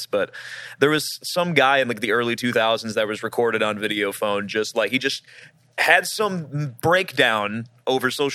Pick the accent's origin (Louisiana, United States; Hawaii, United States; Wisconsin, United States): Louisiana, United States; outside of Baton Rouge; I grew up outside of Baton Rouge, Louisiana, with Trevor